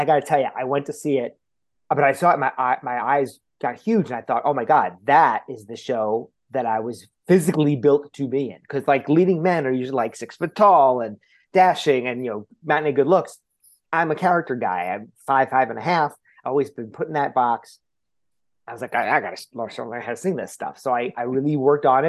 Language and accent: English; Westchester County, New York, United States; I grew up in Westchester County in New York